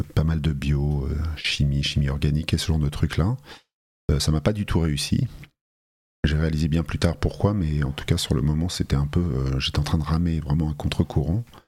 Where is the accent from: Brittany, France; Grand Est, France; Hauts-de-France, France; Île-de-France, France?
Île-de-France, France; Paris; also born or lived in Talence; je suis né dans le Bordelais, dans une petite ville qui s'appelle Talence, euh, de deux parents bien français, euh, venu à Paris à l'âge de 3 ans. Donc on peut dire que je suis un Parisien, j'ai grandi ah, à Paris